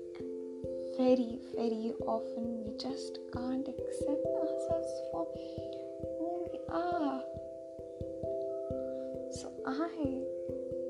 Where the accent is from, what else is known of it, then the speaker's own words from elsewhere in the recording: India; I'm an Indian. And I will specifically mention that I also live in India.